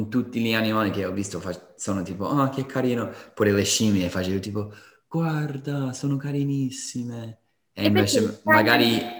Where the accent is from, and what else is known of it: Colorado, United States; moved away